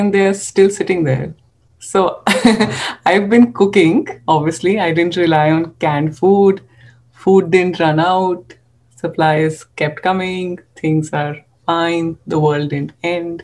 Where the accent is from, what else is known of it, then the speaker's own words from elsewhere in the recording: Punjab, India; now in Tucson, United States; being Indian expats